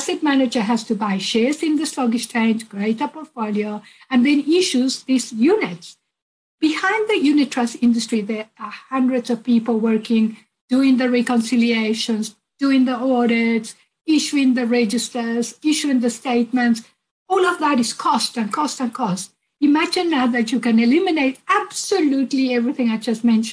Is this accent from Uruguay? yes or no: yes; Uruguay; I'm originally from Uruguay.